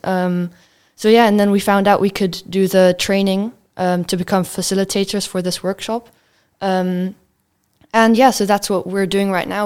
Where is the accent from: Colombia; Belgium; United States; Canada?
Belgium; now in Netherlands; I come from Belgium